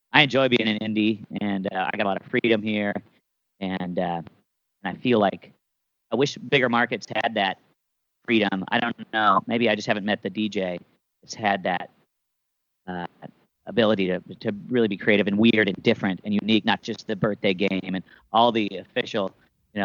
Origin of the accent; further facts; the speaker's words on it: Des Moines, Iowa, United States; moved away as an adult; now in New York, United States; I grew up in Des Moines, Iowa, and around Iowa